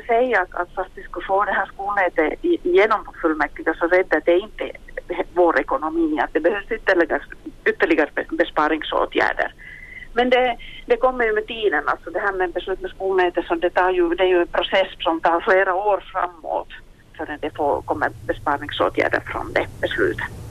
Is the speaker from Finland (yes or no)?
yes; Kokkola, Central Ostrobothnia, Finland; also born or lived in Kempele; det är min hemkommun